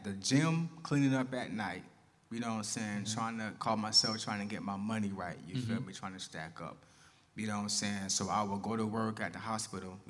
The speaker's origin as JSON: {"language": "English", "town": "Tampa", "region": "Florida", "country": "United States", "said": "I'm from Tampa"}